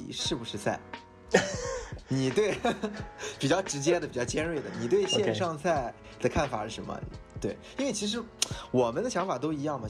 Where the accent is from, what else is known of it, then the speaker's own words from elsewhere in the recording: Shanghai, China; 我来自上海，我是那个 BTRT 的一个成员